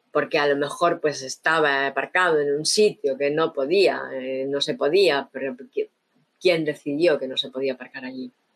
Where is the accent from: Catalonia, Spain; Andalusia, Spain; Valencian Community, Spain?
Catalonia, Spain; Barcelona; crecí en Barcelona, ¿no? En la Barcelona de los 70, 80